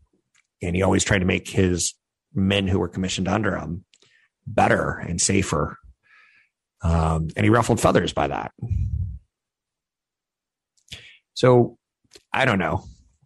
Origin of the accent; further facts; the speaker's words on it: Arkansas, United States; I was like, I'm from Arkansas. I can shoot like a squirrel.